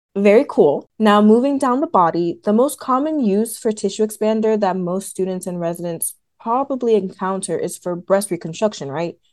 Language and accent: English; Atlanta, Georgia, United States; also born or lived in New Jersey; Originally from New Jersey, but I grew up in Metro Atlanta